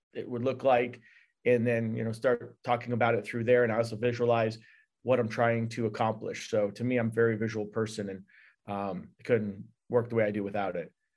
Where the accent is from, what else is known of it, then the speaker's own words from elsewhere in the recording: New York, United States; I am, uh, third generation born off a reservation in New York.